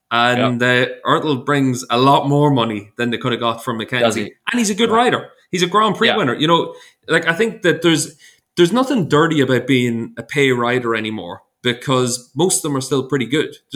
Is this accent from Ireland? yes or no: yes; Ireland; As an Irishman, I struggle to say or.